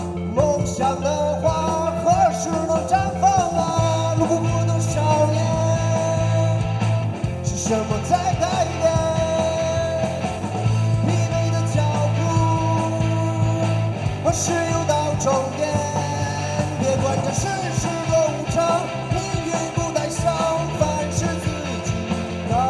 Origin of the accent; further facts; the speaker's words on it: Xingtai, Hebei, China; 呃，我们是来自邢台的乐队，